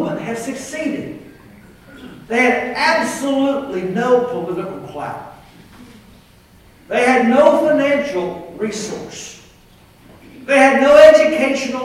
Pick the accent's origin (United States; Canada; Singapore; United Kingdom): United States; Texas; I am from Texas.